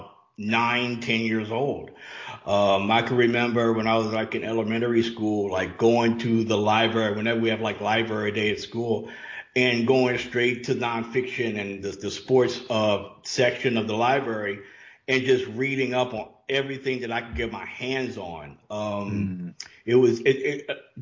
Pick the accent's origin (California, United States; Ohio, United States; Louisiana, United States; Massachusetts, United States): Louisiana, United States; now in Atlanta, United States; I live in Atlanta, but I grew up in Louisiana.